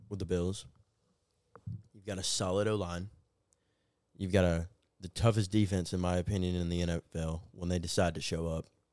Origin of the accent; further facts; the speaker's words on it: Atlanta, Georgia, United States; my hometown Hawks.